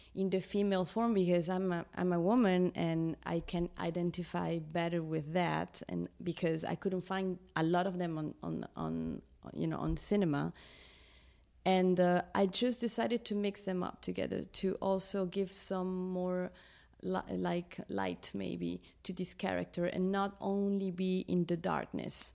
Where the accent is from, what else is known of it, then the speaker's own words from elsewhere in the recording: Lima, Peru; I was born in Lima in, in Peru. I'm Peruvian.